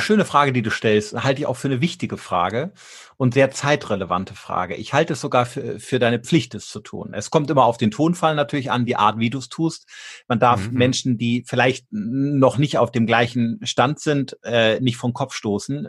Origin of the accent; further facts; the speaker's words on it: Germany; wir als Deutsche